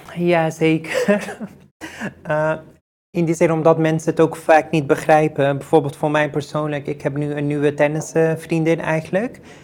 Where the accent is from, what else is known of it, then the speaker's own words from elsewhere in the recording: Netherlands; ik ehm, hier ben geboren en getogen in Nederland